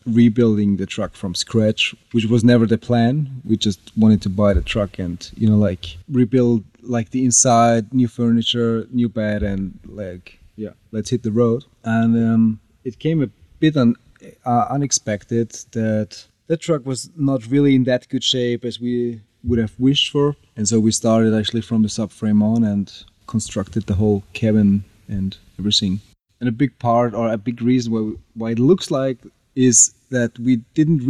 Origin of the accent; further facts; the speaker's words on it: Austria; moved away; I'm from Austria.